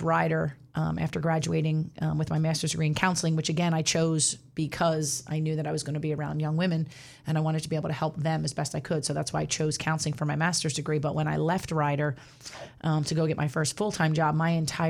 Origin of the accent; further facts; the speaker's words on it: New Jersey, United States; I grew up in South Jersey.